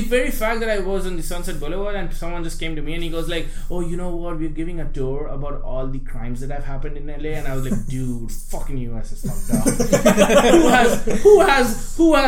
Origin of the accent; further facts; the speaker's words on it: India; accent: Indian; now in Austin, United States; growing up in India